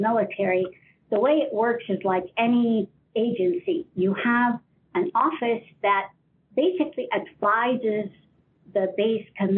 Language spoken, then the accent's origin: English; Ohio, United States; moved away; I'm originally from Ohio